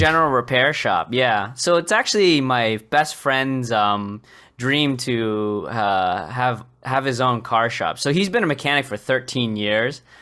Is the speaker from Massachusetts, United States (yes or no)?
yes; Boston, Massachusetts, United States; most of my life I was born and raised in Boston. I still live in near the area. I'm just south of it.